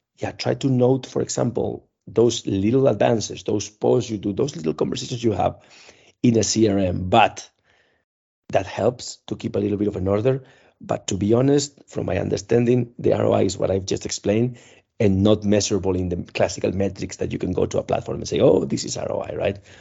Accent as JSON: {"language": "English", "country": "Spain", "moved": "as an adult", "lives_now": "Czech Republic", "said": "I am from Spain"}